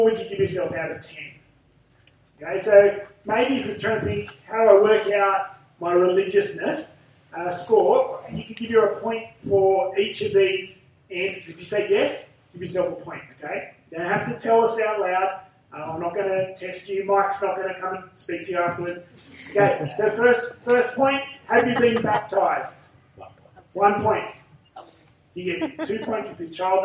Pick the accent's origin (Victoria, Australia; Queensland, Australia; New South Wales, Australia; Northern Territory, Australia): New South Wales, Australia; Central Coast; accent: Aussie bogan; I come from the Central Coast, and I talk like an Aussie bogan